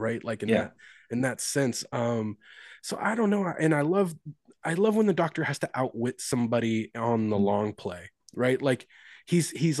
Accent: Kentucky, United States; I'm from Kentucky

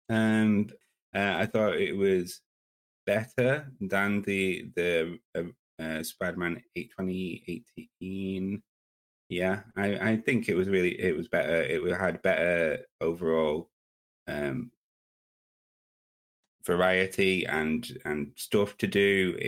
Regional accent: United Kingdom; I am British

